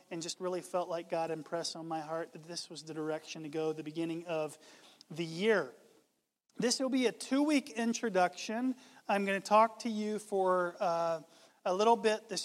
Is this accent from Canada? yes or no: no; Southeast, United States; I grew up in the Southeast